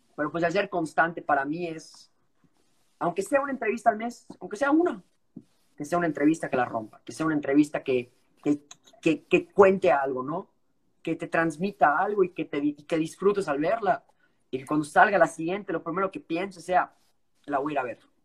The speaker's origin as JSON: {"language": "Spanish", "country": "Mexico", "moved": "yes", "said": "como buen mexicano y orgulloso que soy"}